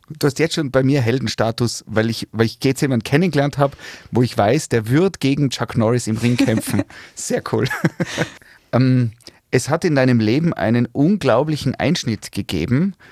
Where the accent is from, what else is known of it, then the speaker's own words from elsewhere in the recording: Tyrol, Austria; wir Tiroler